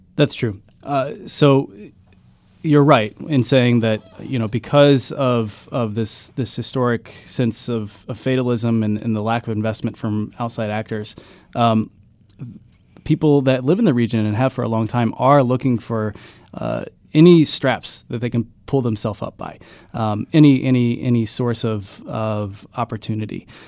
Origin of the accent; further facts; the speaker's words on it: Ironton, Ohio, United States; moved away; I grew up in Ironton, Ohio. I, I went to Ironton High School